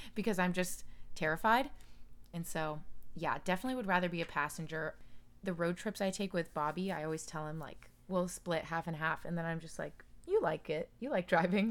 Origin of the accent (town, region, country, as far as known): Daytona Beach, Florida, United States; born or raised there